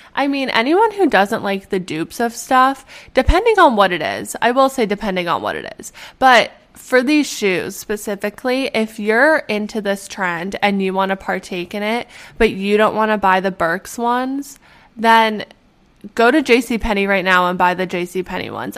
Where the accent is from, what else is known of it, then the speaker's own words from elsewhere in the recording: Edmonton, Alberta, Canada; moved away; The medical school at U of A, which is in my hometown